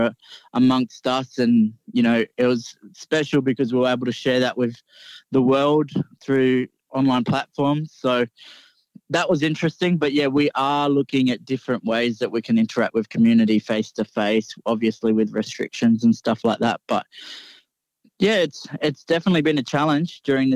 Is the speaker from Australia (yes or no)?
yes; Coffs Harbour, New South Wales, Australia; I'm a proud Goombengi man from Coffs Harbour, New South Wales